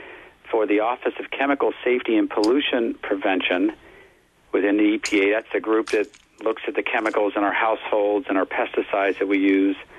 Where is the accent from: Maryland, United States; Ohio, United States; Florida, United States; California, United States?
Ohio, United States; Cincinnati; I'm a Cincinnati native, born and raised in Cincinnati